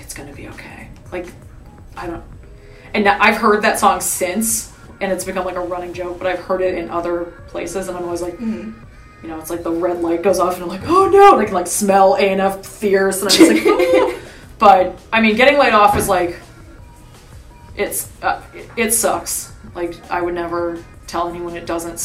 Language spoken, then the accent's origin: English; Cleveland, Ohio, United States; moved away; I'm from Cleveland